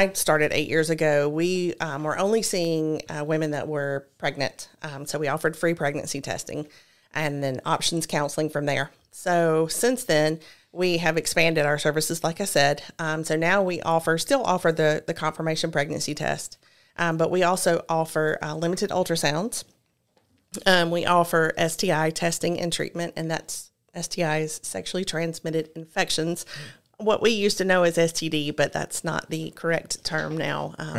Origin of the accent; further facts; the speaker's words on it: Georgia, United States; also born or lived in Rome; So I was born in Rome. My father worked for George Power, and we moved all around Georgia.